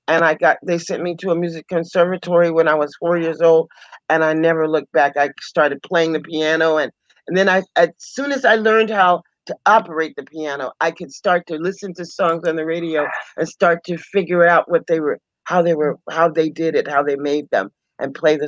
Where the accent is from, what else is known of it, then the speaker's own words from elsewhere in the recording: Tulsa, Oklahoma, United States; moved away; I'm from Oklahoma, Tulsa, Oklahoma